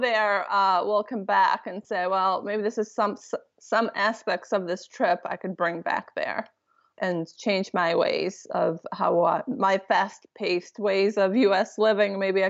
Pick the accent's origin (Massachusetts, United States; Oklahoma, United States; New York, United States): Massachusetts, United States; Boston; And I'll be like, oh, I'm from Boston.